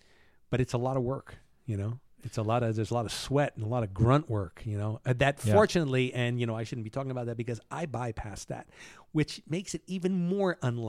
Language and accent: English; Cuba; born there; Now, you know, I was born in Cuba.